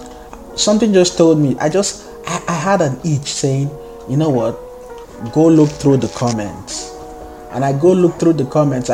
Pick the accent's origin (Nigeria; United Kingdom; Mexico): Nigeria; accent: thick Nigerian; moved away as an adult; also born or lived in Canada; now in Toronto, Canada; you've been in Canada for 6 years. How is your accent still this thick, man? Like, why do you still have a thick Nigerian accent?